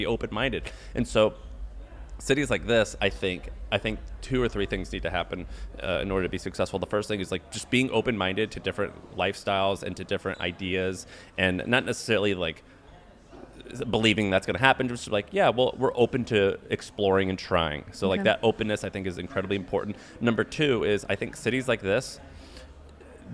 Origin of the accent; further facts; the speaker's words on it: St. Louis, Missouri, United States; moved away; also born or lived in California; where I'm from in St. Louis